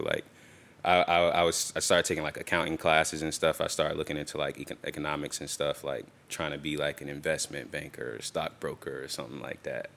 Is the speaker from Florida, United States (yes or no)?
yes; Tampa, Florida, United States; I'm from, I'm from here. I'm from Tampa, Florida. And, uh, grew up, um, till I was about se, till about second grade, um, in West Tampa.